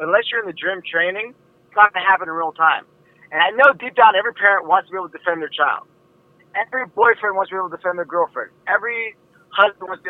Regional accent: Warren, Ohio, United States; my hometown in Warren, Ohio, and we would just train in my garage

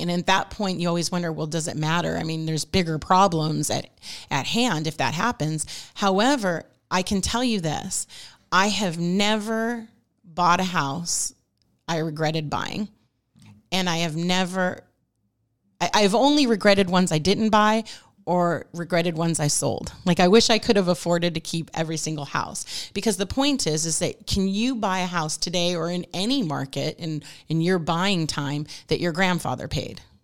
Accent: Newport Beach, California, United States; moved away as an adult; now in Rancho Cucamonga, United States; I was from Newport Beach

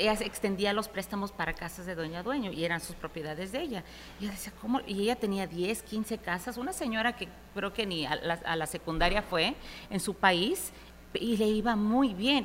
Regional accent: Houston, Texas, United States; also born or lived in New York City, New York, United States; nos mudamos de Nueva York a Houston en los 80, principios de los 80

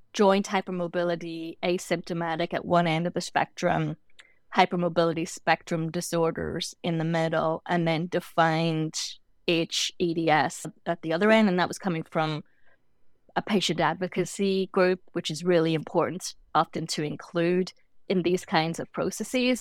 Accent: Northern Ireland, United Kingdom; moved away as an adult; also born or lived in London; I grew up in Northern Ireland, and my first degree was in London.

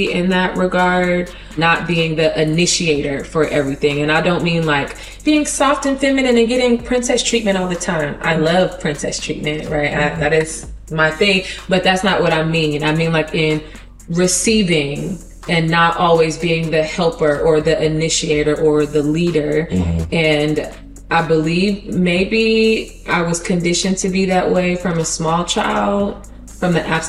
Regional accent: Detroit, Michigan, United States; moved away as an adult; also born or lived in Hampton, Virginia / Newport News, Virginia; now in Chicago, United States; I was born and raised on the east side

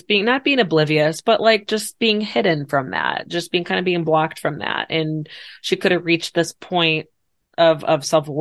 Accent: Chicago, Illinois, United States; my grandmother on my mom's side in Chicago, because that's where I'm at with where I'm from

